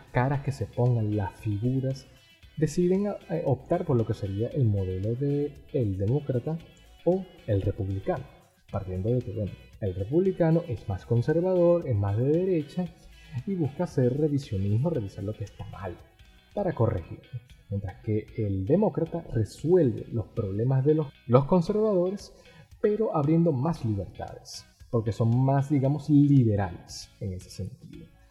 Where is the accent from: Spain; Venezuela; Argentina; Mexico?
Venezuela; yo como venezolano